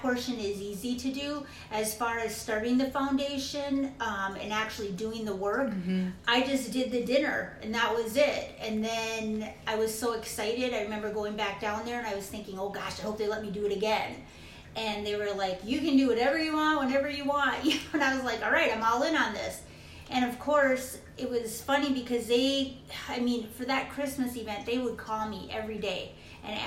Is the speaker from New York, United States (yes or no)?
no; Minnesota, United States; also born or lived in Arizona; now in Phoenix, United States; originally my brother, we're from Minnesota. We moved to Arizona